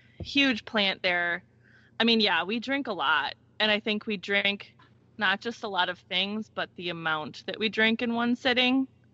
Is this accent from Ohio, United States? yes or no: no; Brookfield, Wisconsin, United States; also born or lived in Milwaukee; Not so much anymore. I'm from Milwaukee, Wisconsin.